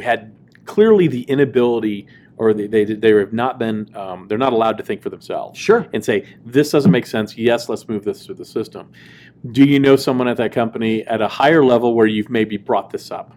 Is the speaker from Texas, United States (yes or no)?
yes; Dallas, Texas, United States; I grew up in Dallas